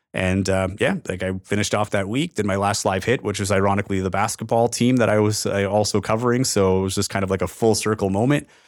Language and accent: English; Timmins, Ontario, Canada; moved away as an adult; also born or lived in North Bay / Regina / Edmonton / Winnipeg; in Timmins, which was my hometown